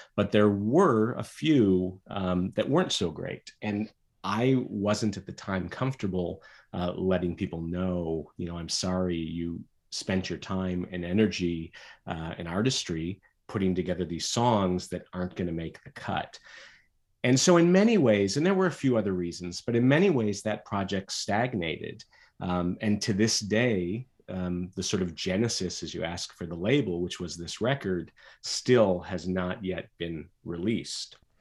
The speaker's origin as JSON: {"language": "English", "region": "Michigan", "country": "United States", "tie": "born or raised there", "said": "I grew up in Michigan"}